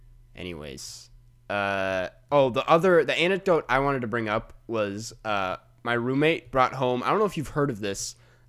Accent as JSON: {"language": "English", "region": "Minnesota", "country": "United States", "said": "I'm from Minnesota. We're like very anti-Packer"}